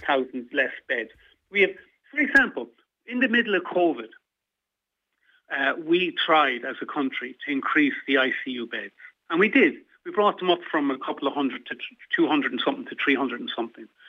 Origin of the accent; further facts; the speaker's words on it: Midlands, Ireland; also born or lived in Dublin; now in Sligo, Ireland; I'm originally from the Midlands, but I came to the Northwest from Dublin.